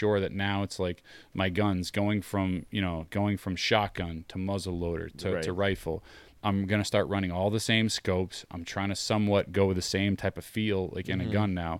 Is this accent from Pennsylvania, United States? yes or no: no; Maine, United States; now in New Hampshire, United States; I grew up in Maine